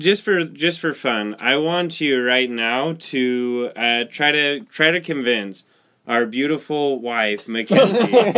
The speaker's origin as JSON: {"language": "English", "town": "Lindon", "region": "Utah", "country": "United States", "tie": "born or raised there", "said": "I'm from the city of Dreams, Linden, Utah."}